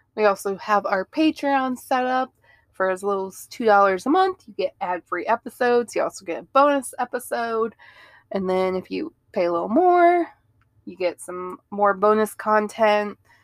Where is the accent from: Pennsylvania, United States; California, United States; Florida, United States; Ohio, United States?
Ohio, United States; moved away; I grew up in Ohio